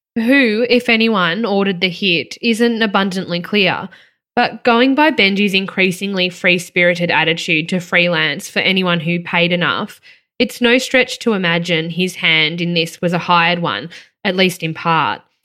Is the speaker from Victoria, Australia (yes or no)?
yes; Victoria, Australia; growing up in Victoria